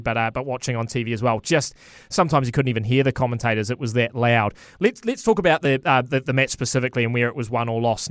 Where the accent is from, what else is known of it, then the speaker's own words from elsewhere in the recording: New Zealand; now in Australia; I as a Kiwi